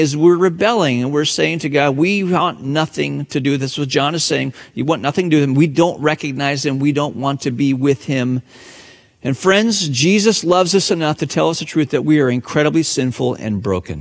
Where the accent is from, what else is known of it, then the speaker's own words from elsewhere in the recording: Hong Kong; moved away; my hometown, Hong Kong